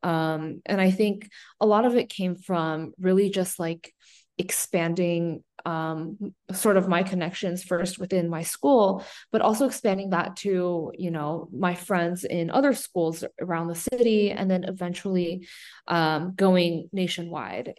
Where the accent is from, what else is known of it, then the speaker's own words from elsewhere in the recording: San Diego, California, United States; San Diego, um, which is my hometown